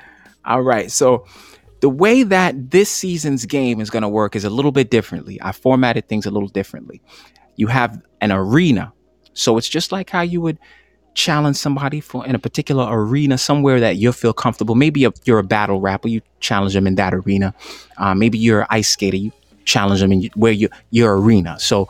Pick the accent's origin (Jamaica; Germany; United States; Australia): Jamaica; Remember, I'm Jamaican.